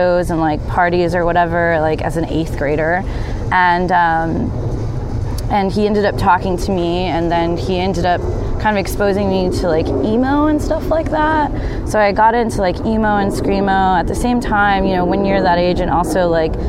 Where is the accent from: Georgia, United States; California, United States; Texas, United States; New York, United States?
Texas, United States; Austin; I grew up in East Austin, and they did busing to, like, better schools